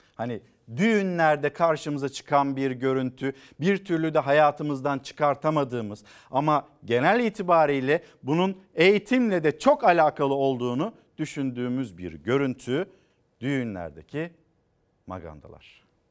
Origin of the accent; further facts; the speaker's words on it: Çanakkale, Turkey; Bizim Çanakkale'de ben Çanakkale'liyim